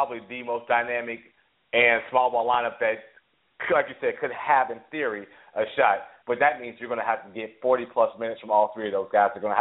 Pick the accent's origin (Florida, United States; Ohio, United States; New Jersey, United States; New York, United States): Ohio, United States; I'm from Ohio.